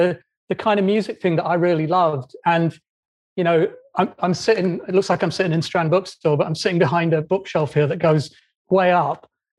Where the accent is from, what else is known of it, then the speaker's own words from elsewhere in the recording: Doncaster, Yorkshire and the Humber, United Kingdom; moved away; growing up in Doncaster